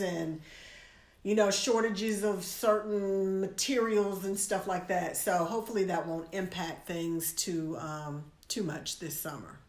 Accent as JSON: {"language": "English", "country": "United States", "said": "as an American"}